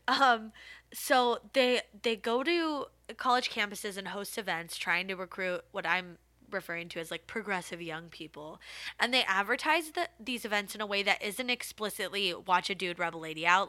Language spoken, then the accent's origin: English; United States; being American